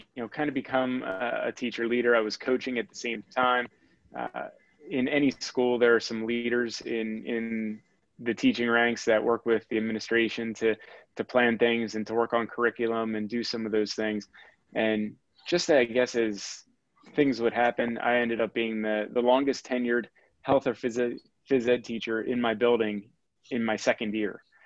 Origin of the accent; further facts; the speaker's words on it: Quakertown, Pennsylvania, United States; I grew up in Quakertown and wanted to stay local